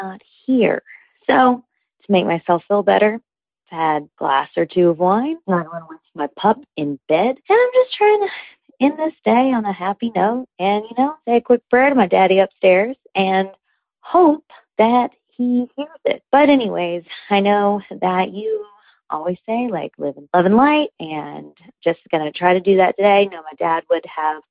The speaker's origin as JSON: {"language": "English", "town": "Birmingham", "region": "Alabama", "country": "United States", "moved": "yes", "lives_now": "Miami, United States", "said": "I'm from Birmingham, Alabama, living in Miami, Florida"}